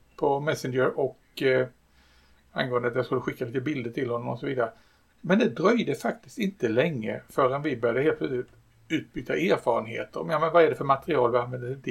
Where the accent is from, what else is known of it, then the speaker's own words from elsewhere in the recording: Sweden; jag är svensk